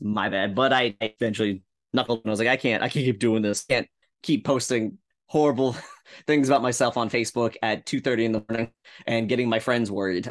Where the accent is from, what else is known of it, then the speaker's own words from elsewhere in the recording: Rockland County, upstate New York, United States; moved away as an adult; now in Yonkers, United States; Upstate New York, baby, Rockland County